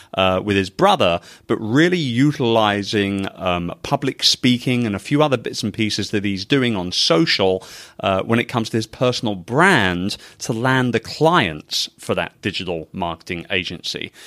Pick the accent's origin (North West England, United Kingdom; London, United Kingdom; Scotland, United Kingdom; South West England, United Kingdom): London, United Kingdom; moved away; I'm a very proud Brit, born and raised in London